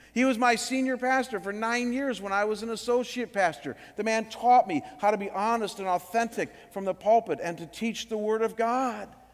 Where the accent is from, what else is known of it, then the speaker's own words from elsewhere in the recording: Cleveland, Ohio, United States; my hometown in Cleveland